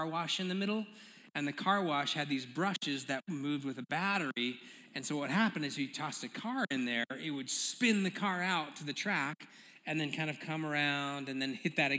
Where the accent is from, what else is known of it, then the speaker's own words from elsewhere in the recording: Aurora, Colorado, United States; also born or lived in Denver; So I grew up in Aurora. Actually, I kind of grew up all around Denver.